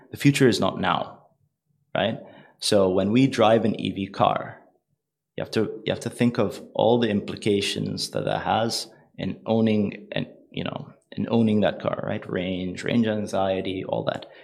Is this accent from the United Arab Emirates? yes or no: yes; United Arab Emirates; It's a old trading family from the UAE